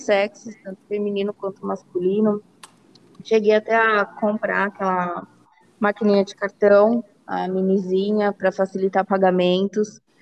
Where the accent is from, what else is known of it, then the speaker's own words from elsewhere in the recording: Brazil; como uma boa brasileira